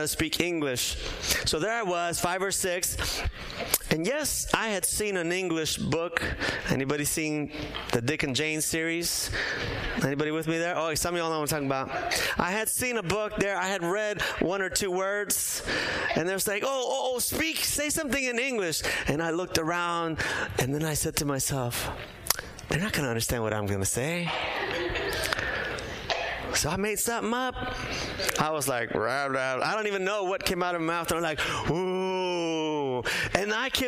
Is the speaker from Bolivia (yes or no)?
yes; Bolivia; moved away; also born or lived in San Diego; I was born in Bolivia, grew up there, but from time to time we would visit my mom's relatives in Brazil